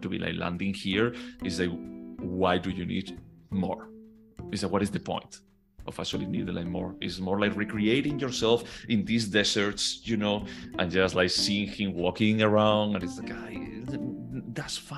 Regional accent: Spain; moved away as an adult; now in United States; when I go back to Spain, I don't really feel like a Spaniard.

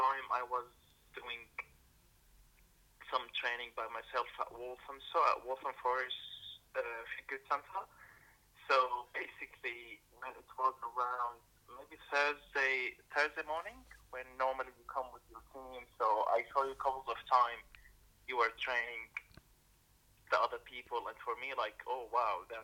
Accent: Damascus, Damascus Governorate, Syria; now in London, United Kingdom; I'm from Syria, from Damascus, and I do live in London as a refugee.

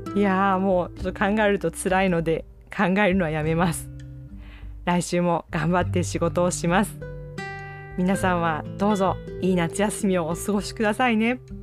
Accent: Kyushu, Japan; born or raised there; moved away

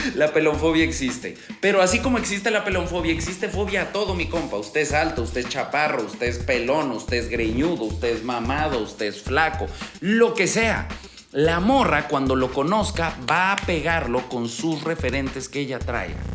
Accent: Aguascalientes, Mexico; Yo me acuerdo cuando era niño en Aguascalientes

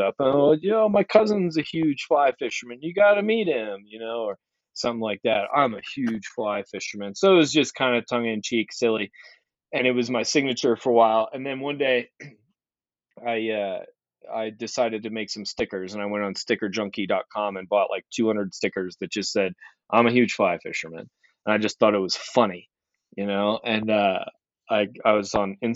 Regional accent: Maryland, United States; I grew up in Maryland, mid-Atlantic

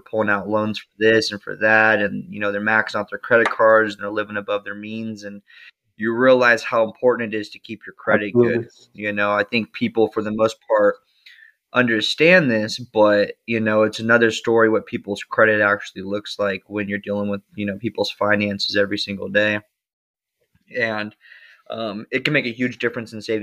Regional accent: Las Vegas, Nevada, United States; now in San Diego, United States; I'm from Las Vegas

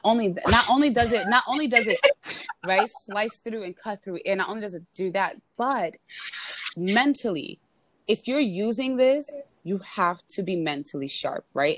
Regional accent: New York City, New York, United States; I am a New Yorker

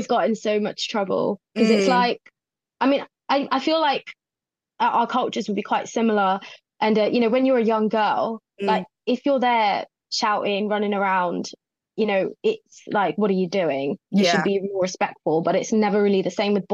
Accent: Watford, East of England, United Kingdom; moved away as an adult; now in Manchester, United Kingdom; I'm originally from Watford, so it's just outside London. And I moved up to the Grotty North in Manchester about 2.5 years ago.

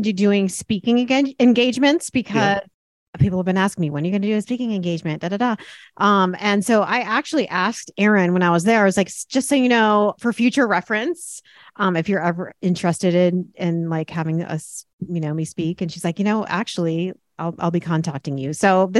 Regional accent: Connecticut, United States; Connecticut, yeah.

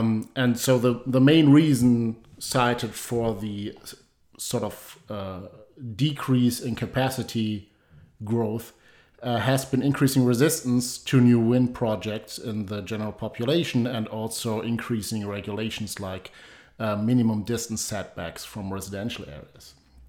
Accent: Germany; moved away; my home country, Germany.

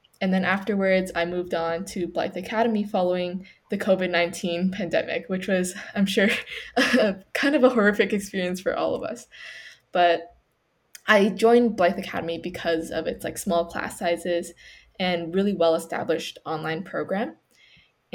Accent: Canada; I was born in Canada, but my parents are from China

